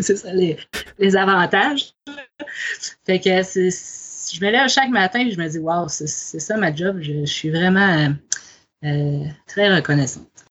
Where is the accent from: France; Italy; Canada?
Canada; Côte-Nord, Quebec; moved away; je suis québécoise, originaire de cette île sur la côte nord